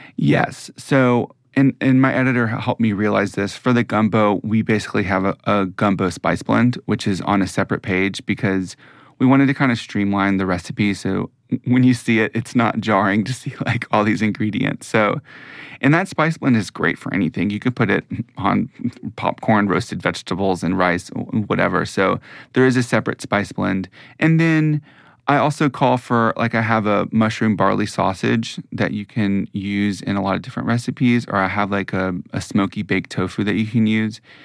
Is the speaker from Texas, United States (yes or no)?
no; Mississippi, United States; moved away; also born or lived in New York; I'm from Mississippi, that has strongly influenced, you know, the food that I grew up eating